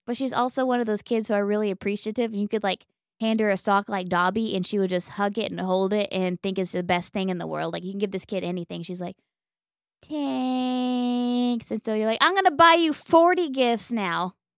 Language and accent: English; Western Oklahoma, United States; I'm from Western Oklahoma